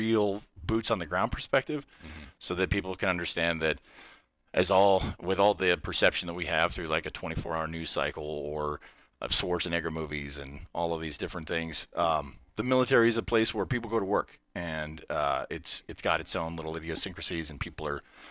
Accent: Reno, Nevada, United States; I'm born and raised in Reno.

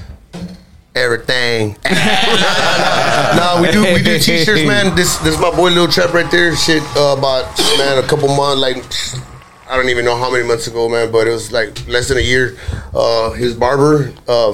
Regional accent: Willacy County, Lyford, Raymondville area, Texas, United States; Willacy County, Lyford, Raymondville area.

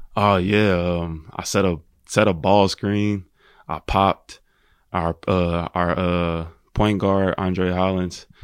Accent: Indianapolis, Indiana, United States; I grew up in Indianapolis. I was born and raised there.

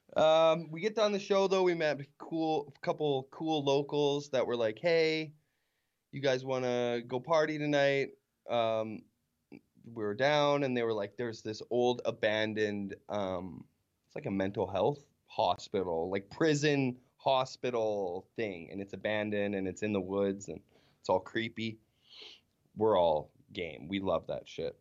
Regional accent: Weyburn, Saskatchewan, Canada; growing up in Weyburn

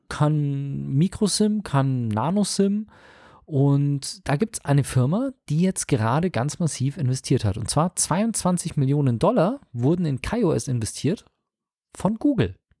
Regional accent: Munich, Bavaria, Germany; ich schimpf mich ja gebürtiger Münchner

